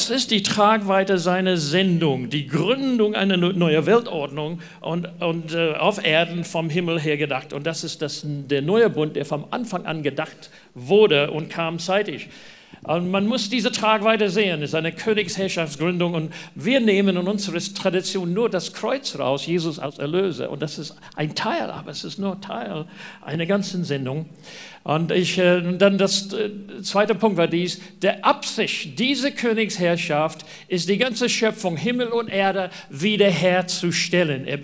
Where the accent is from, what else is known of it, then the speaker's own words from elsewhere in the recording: New Zealand; German is a second language; Ja, schön nach Neuseeland fliegen. Da kommen wir her. Man merkt es an meinem Dialekt, südlichem Klang in meinem Deutsch.